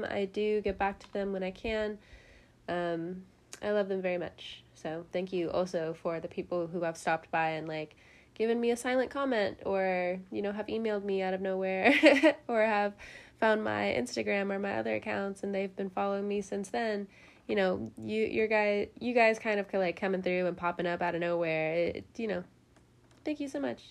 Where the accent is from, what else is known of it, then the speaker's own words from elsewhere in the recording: California, United States; now in the South, United States; I'm from California